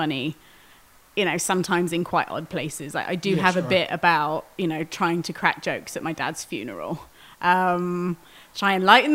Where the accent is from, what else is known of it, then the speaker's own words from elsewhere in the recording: Wales, United Kingdom; moved away as an adult; also born or lived in outskirts of London; now in Pittsburgh, United States; I grew up in Wales.